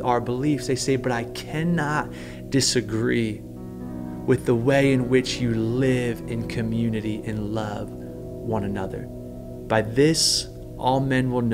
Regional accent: United States; as American Christians

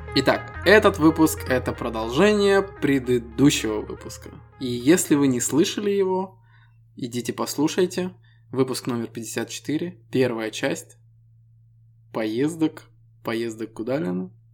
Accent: Estonia; Мы ребята из Эстонии

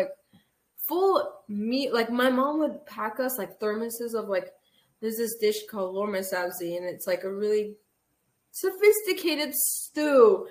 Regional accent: Los Angeles, California, United States; first language Armenian; English is a second language; I was born in Los Angeles at Glendale Adventist Hospital.

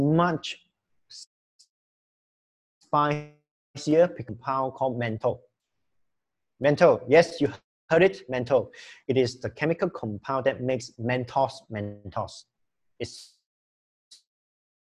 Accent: Kluang, Johor, Malaysia; now in Penang, Malaysia; as a Johorian, okay, I come from Kluang, Johor. I'm not a Penangite

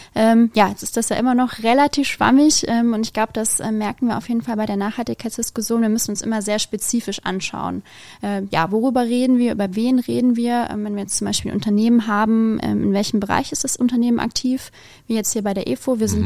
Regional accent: Biblis, Hesse, Germany; Ich bin aufgewachsen in der Nähe von Biblis

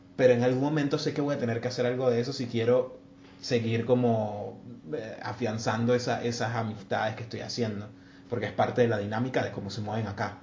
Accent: Venezuela; moved away; somos muchos venezolanos acá

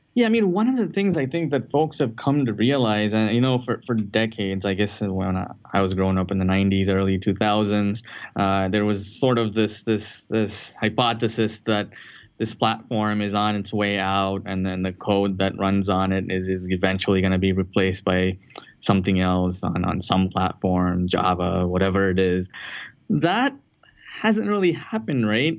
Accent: Chennai, Tamil Nadu, India; moved away as an adult; now in United States; I'm, actually from a, a, southern city in India called Chennai, uh, used to be known as Madras

